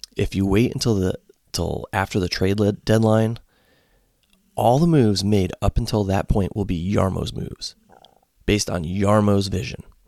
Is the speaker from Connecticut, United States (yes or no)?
yes; Connecticut, United States; moved away as an adult; also born or lived in Ohio; now in Columbus, United States; I grew up in Connecticut and was a Hartford Whalers fan.